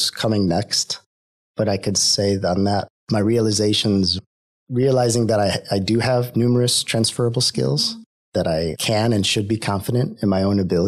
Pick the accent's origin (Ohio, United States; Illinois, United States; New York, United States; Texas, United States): Ohio, United States; moved away as an adult; also born or lived in Washington, D.C. / Denmark; now in Sweden; I grew up in Ohio, in the United States.